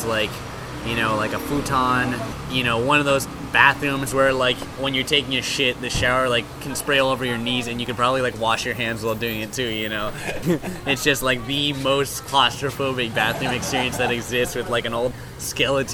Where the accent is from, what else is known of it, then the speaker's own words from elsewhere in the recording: Hong Kong; I grew up in Hong Kong